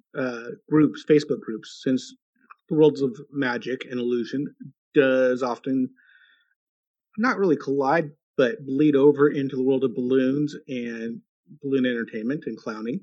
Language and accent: English; United States; I'm an American